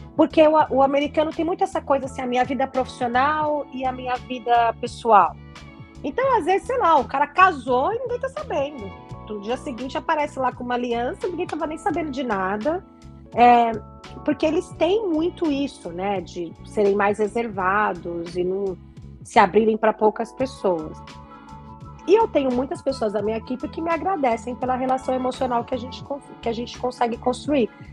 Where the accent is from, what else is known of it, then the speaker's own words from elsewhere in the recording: Brazil; moved away as an adult; eu não voltei para o Brasil